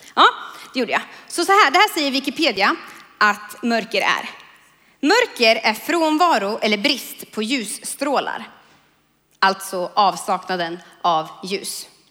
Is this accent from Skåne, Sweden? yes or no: no; Kumla, Örebro County, Sweden; jag kommer från Kumla